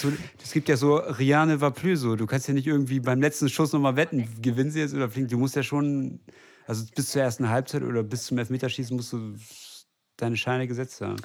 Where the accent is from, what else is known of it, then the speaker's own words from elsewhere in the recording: West Germany, Germany; ich bin äh, Westdeutscher